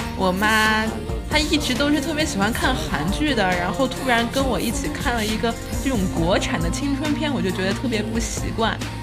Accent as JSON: {"language": "Chinese", "region": "Xinjiang", "country": "China", "tie": "born or raised there", "also_born_or_lived": "Beijing", "moved": "yes", "lives_now": "Dalian, China", "said": "只见过我们老家新疆的秋天"}